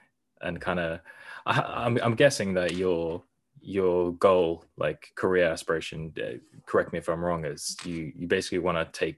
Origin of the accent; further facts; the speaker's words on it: Norway; born there; I was born in Norway and essentially the same thing. I never got a Norwegian passport even though I was born there.